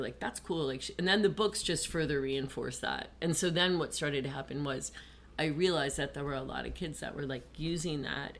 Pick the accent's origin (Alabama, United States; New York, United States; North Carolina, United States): New York, United States; Syracuse; moved away; I came from Syracuse.